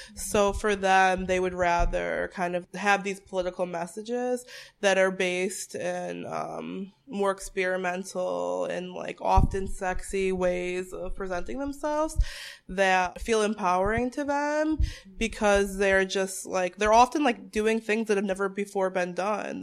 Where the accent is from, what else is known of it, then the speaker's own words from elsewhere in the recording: Bristol, Connecticut, United States; also born or lived in Boston area; I was born and raised in Bristol, Connecticut